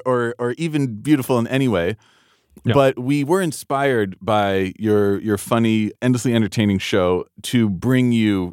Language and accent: English; New York, United States; And yeah. I grew up in New York.